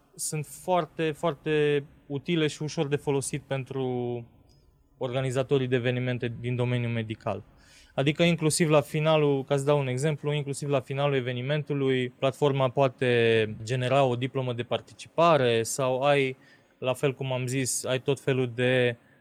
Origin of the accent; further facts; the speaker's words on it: Transylvania, Romania; noi suntem ardeleni și vorbim încet.